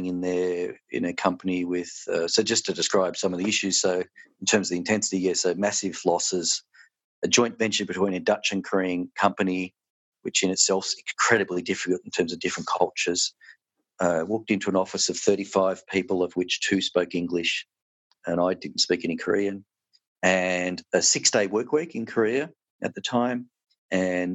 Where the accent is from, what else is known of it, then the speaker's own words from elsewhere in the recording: Melbourne, Victoria, Australia; moved away as an adult; now in Tasmania, Australia; I'm from Melbourne originally.